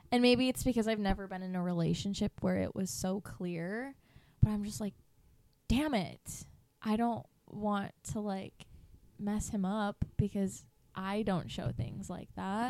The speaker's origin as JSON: {"language": "English", "region": "east side of Michigan", "country": "United States", "tie": "born or raised there", "moved": "as an adult", "said": "I grew up on the east side of Michigan"}